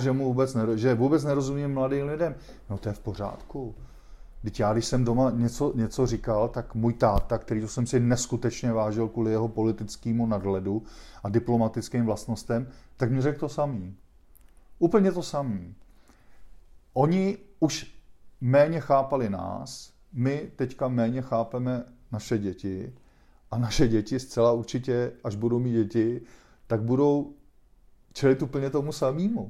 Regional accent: Prague, Czechia; also born or lived in Mexico / São Paulo, Brazil; já jsem se rozhodl, že prostě žiju celý život na Praze šest

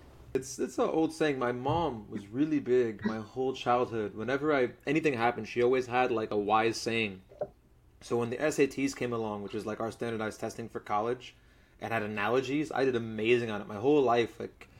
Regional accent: Florida, United States; So like, people ask me where I'm from in my own country regularly. So like, I always got the where are you from in South Flori

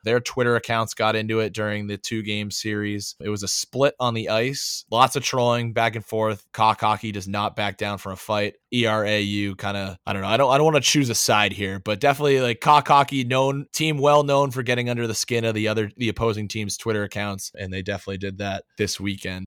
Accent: New Hampshire, United States; moved away; as a kid growing up in New Hampshire

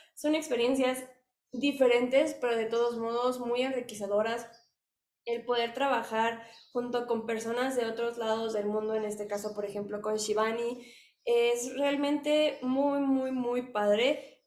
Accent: Mexico; somos mexicanos

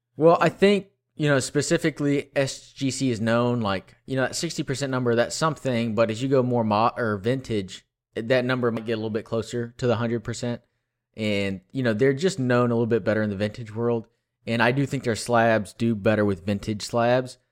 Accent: Texas, United States; I grew up in Texas

